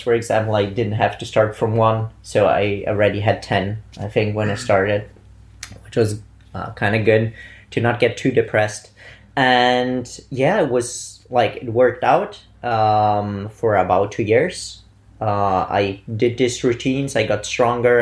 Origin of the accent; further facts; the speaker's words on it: Bolzano, Trentino-Alto Adige, Italy; moved away as an adult; now in Vienna, Austria; I'm actually from Italy, originating from uh, Bolzano